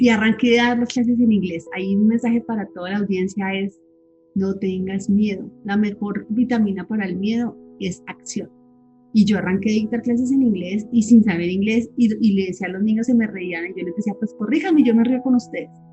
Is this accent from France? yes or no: no; Bogotá, Colombia; moved away as an adult; also born or lived in Villavicencio, Colombia / Oman; me vine con mis hijitos a, a Bogotá, que es mi, mi país, mi tierra, mi sitio, pues mis papás ya no están y, pues tengo muy poca familia acá, pero es, es el país donde he crecido